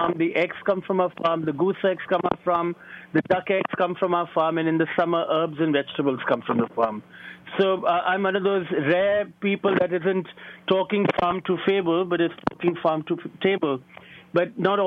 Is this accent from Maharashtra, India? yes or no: no; New Delhi, Delhi, India; moved away as an adult; now in New York City, United States; the energy that and the sophistication that I grew up with in New Delhi